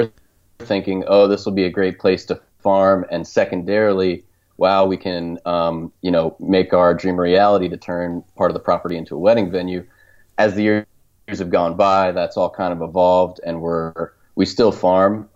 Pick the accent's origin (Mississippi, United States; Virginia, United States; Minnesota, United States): Virginia, United States; suburbs outside of DC, Northern; moved away; I grew up in the suburbs outside of DC, and you know, loved growing up in Northern Virginia